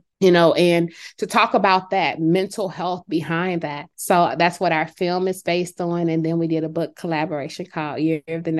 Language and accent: English; California, United States; now in Georgia, United States; I recently moved to Georgia about 2 years ago, but I came from California.